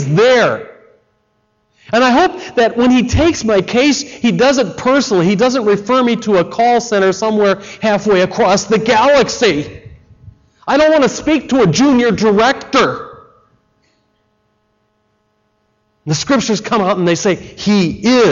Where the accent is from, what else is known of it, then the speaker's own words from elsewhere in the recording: Chicago, Illinois, United States; I come from Chicago.